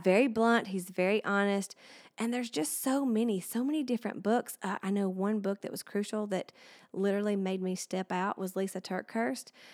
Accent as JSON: {"language": "English", "region": "Alabama", "country": "United States", "tie": "born or raised there", "said": "I've lived here my whole life and I'm still here and now I'm bringing my business here, uh, and being able to share my hometown"}